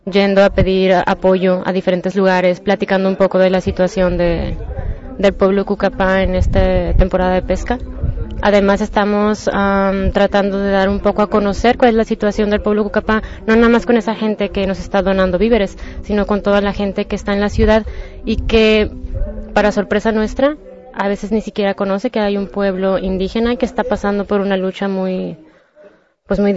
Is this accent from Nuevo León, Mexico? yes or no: no; Mexicali, Baja California, Mexico; vengo de Mexicali.